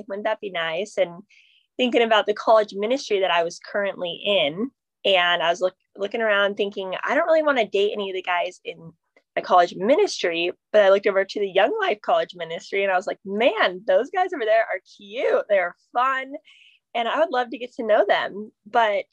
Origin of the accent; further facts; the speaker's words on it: Phoenix, Arizona, United States; now in San Diego, United States; I am from Phoenix originally, and I live in San Diego now